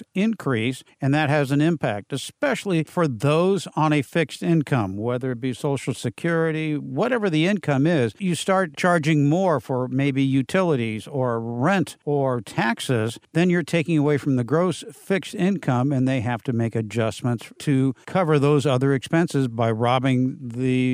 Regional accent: San Diego, California, United States; San Diego, my hometown.

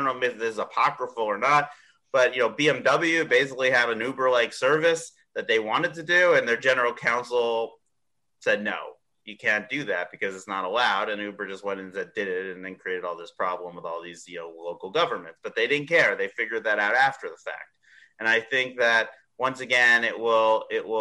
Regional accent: Canada; moved away; I'm originally from Canada

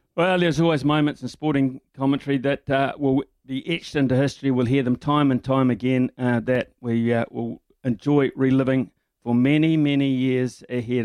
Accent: Whanganui, Manawatū-Whanganui, New Zealand; growing up in Wanganui

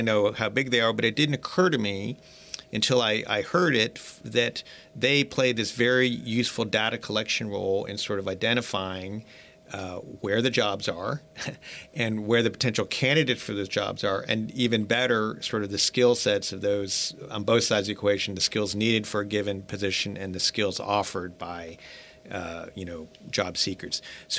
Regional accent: Gainesville, Florida, United States; the town where I'm from Gainesville, Florida.

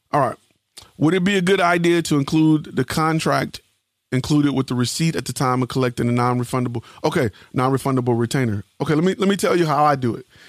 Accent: Detroit, Michigan, United States; I'm from Detroit

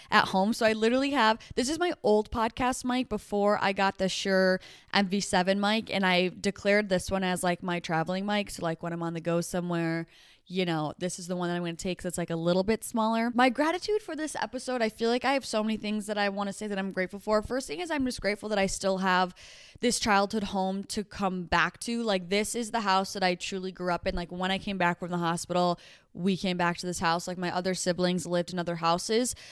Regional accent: upstate New York, United States; moved away as an adult; now in Utah, United States; So I am home in upstate New York. Um, this is where I grew up

